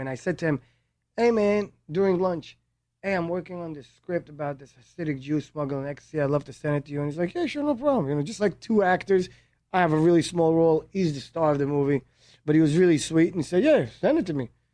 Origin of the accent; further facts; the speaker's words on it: New York, United States; also born or lived in Israel / Miami; I was born in Israel. Uh, in age nine, I moved to, uh, New York to Brooklyn